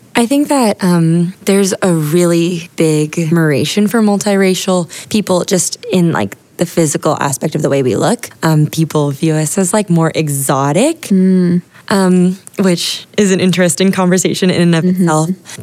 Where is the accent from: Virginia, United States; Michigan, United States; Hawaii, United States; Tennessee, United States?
Hawaii, United States; Honolulu; now in San Diego, United States; I grew up in Hawaii